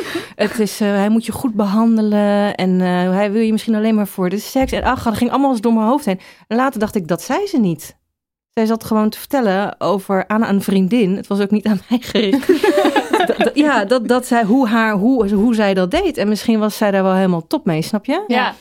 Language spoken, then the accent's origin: Dutch; The Hague, South Holland, Netherlands; ik kom uit Den Haag